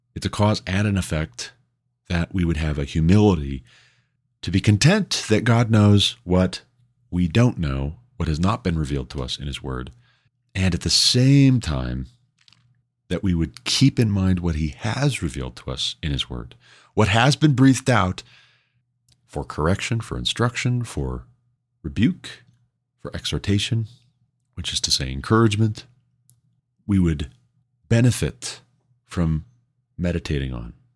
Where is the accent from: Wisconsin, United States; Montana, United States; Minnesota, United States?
Montana, United States; coming from Montana, growing up in Montana